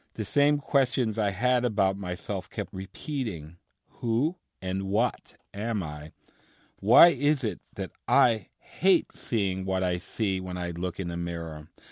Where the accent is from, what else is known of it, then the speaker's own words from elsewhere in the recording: New York City, New York, United States; I grew up in New York City to, uh, Cuban parents